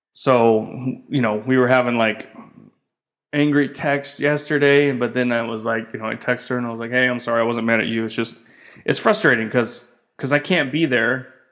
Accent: United States; moved away as an adult; being American, three kids and stuff

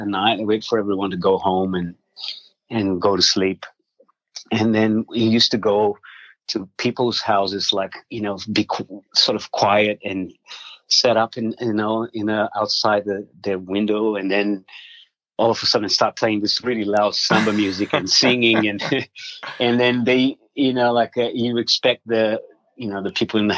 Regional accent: South Region, Brazil; now in Australia; I was born in Brazil. I'm from Brazil

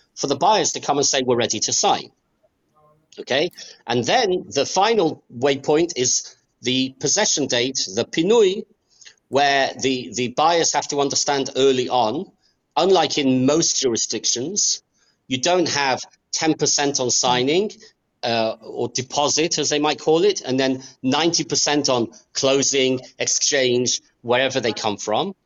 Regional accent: England, United Kingdom; also born or lived in Australia / United States; now in Israel; I was born in Australia I grew up in England.

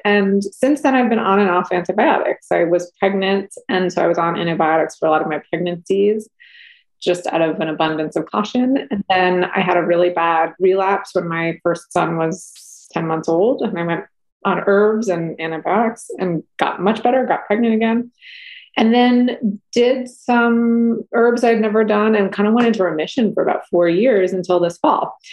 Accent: New England, United States; I grew up camping in New England

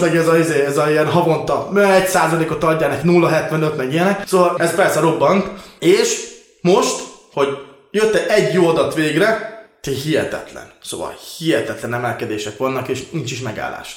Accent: Transcarpathia, Zakarpattia Oblast, Ukraine; én Kárpátalján születtem

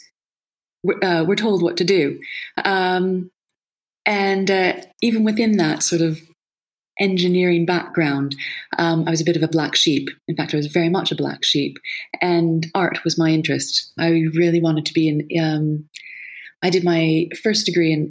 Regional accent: Canada; also born or lived in Lisbon, Portugal; coming from a very sort of suburban background from Canada, wide open spaces

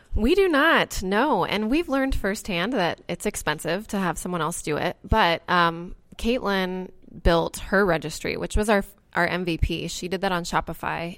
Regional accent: Indianola, Iowa, United States; the outside scoop, which is in Indianola, which is my hometown

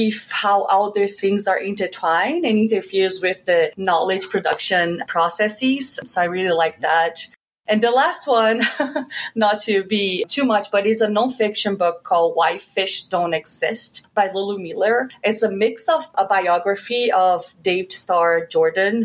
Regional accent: Belo Horizonte, Minas Gerais, Brazil; moved away; I'm from Belo Horizonte, Minas Gerais, which is the fifth largest city in Brazil. Growing up, there really was just two teams in the city

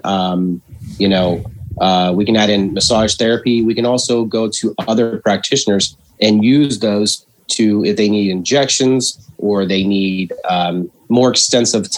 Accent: Washington, Pennsylvania, United States; moved away as an adult; also born or lived in Pittsburgh, Pennsylvania / Davenport, Iowa / Ohio; Originally from Washington

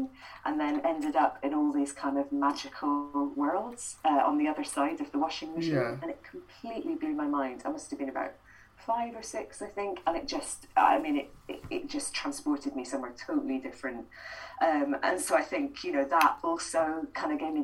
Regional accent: Edinburgh, Scotland, United Kingdom; I grew up in Edinburgh, so we had the Fringe on our doorstep as well

